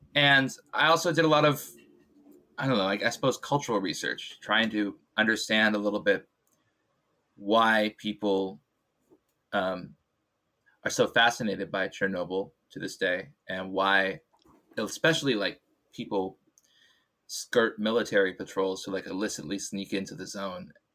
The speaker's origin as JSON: {"language": "English", "area": "Bay Area", "region": "California", "country": "United States", "tie": "born or raised there", "also_born_or_lived": "Illinois", "moved": "yes", "said": "I grew up in the Bay Area"}